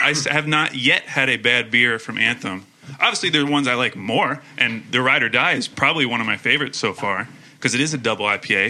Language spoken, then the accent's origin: English; Portland, Oregon, United States; now in Oklahoma City, United States; I'm from Portland.